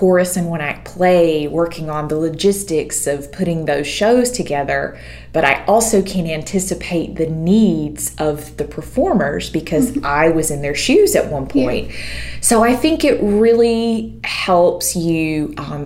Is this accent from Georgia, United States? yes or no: yes; Eastman, Georgia, United States; also born or lived in Nashville, Tennessee; now in Forsyth, United States; I'm actually from the Central Georgia area. I grew up in Eastman, Georgia, which is Dodge County